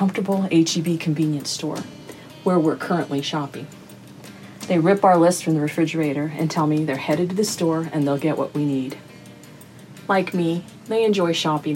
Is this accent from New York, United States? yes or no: no; Texas, United States; We Texans